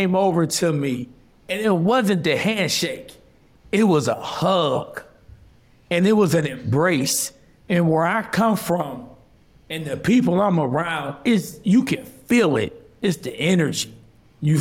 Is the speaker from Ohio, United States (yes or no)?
yes; Ohio, United States; moved away; I'm from Ohio